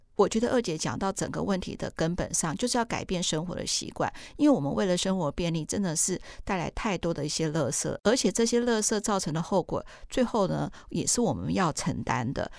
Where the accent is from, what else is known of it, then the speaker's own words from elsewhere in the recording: Taiwan; 我们台湾人